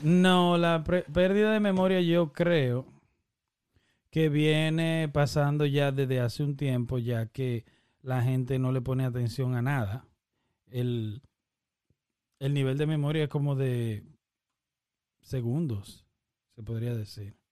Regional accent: Dominican Republic; somos dominicanos

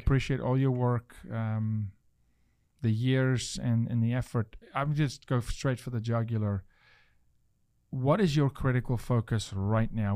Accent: South Africa; now in United States; I'm from South Africa

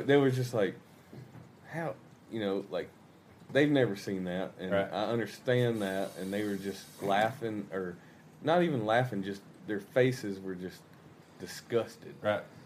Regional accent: Georgia, United States; moved away as an adult; now in Arkansas, United States; I grew up in Georgia, and me and my wife we live in Arkansas now

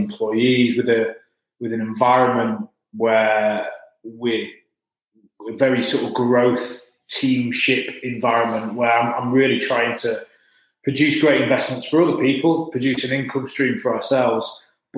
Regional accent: Leeds, Yorkshire and the Humber, United Kingdom; moved away as an adult; also born or lived in London; I'm from Leeds, sat in Leeds office at the moment. When I was 18, I moved down to London

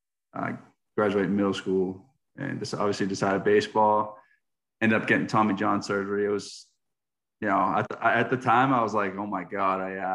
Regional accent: Stoneham, Massachusetts, United States; moved away as an adult; also born or lived in Winston-Salem, North Carolina; now in Fayetteville, Arkansas, United States; I'm from Stoneham, Massachusetts. Just 8 miles out of Boston, just north of Boston. Grew up playing hockey, baseball, football

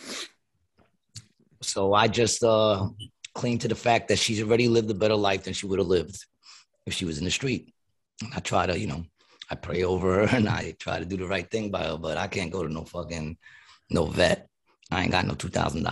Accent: New York, United States; I'm from New York.

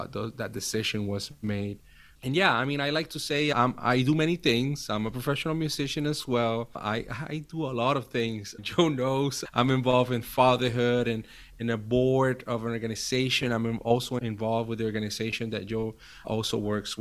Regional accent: Puerto Rico; moved away as an adult; now in Virginia, United States; I was born and raised in Puerto Rico. Now I live in the U.S. 10 years ago

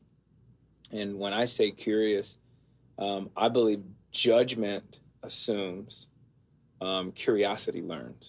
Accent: Rockford, Illinois, United States; I grew up in Rockford, which is not Chicago

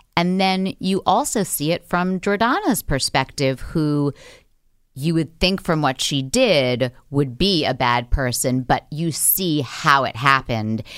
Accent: New York City, New York, United States; I grew up in Manhattan

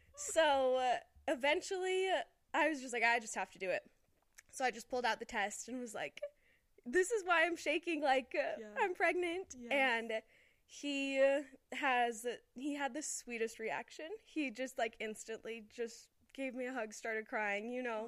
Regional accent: Las Vegas, Nevada, United States; moved away as an adult; now in Utah, United States; me and Dylan are we're both from Las Vegas

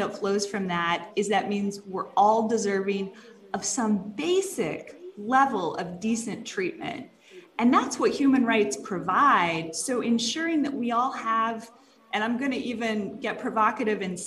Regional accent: Jacksonville, Florida, United States; moved away as an adult; also born or lived in Dallas area, Texas; I did grow up in the Dallas area, and then in North Florida, Jacksonville is my hometown.

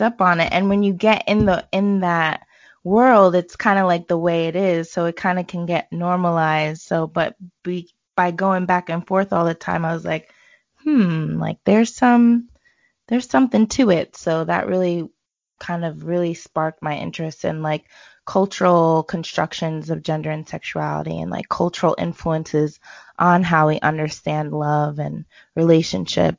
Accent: New York, United States; also born or lived in Boston / Jamaica; I was born in Boston. So I was raised in New York. But I got to go to Jamaica every summer, every year from birth.

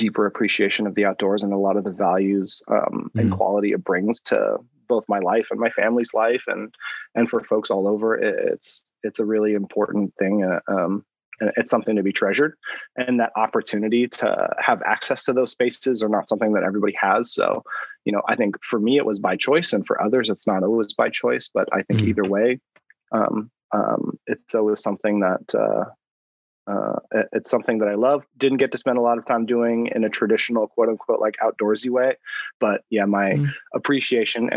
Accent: Pacific Northwest, United States; I grew up in the Pacific Northwest

